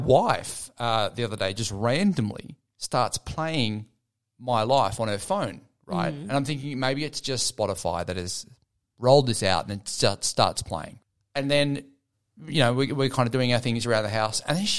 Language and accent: English; Gold Coast, Queensland, Australia; I grew up on the Gold Coast in Australia.